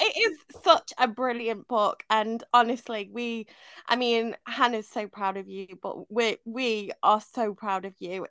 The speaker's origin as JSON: {"language": "English", "town": "Manchester", "region": "North West England", "country": "United Kingdom", "tie": "born or raised there", "moved": "yes", "said": "I grew up partly in Manchester"}